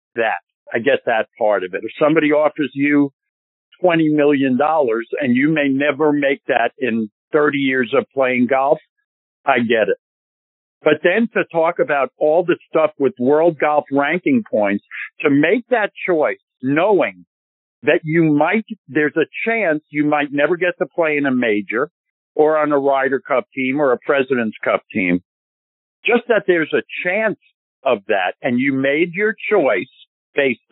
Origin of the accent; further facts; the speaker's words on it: New York, United States; I'm a New Yorker